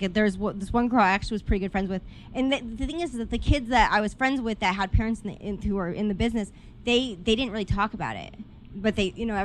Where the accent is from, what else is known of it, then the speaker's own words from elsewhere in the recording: Los Angeles, California, United States; I grew up in the Valley